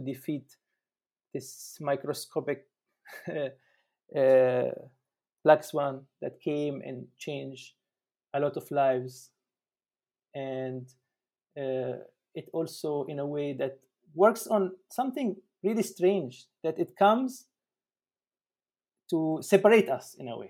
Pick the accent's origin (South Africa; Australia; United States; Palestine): Palestine; now in Germany; I am from Palestine. I am currently in Germany